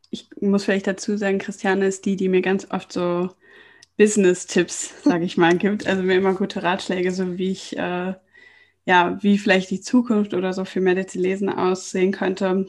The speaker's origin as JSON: {"language": "German", "town": "Lohmar", "region": "North Rhine-Westphalia", "country": "Germany", "tie": "born or raised there", "also_born_or_lived": "Cologne", "said": "Ja, und da komme ich ja auch her. Also vielmehr, ich bin in Köln geboren und dann in Loma aufgewachsen."}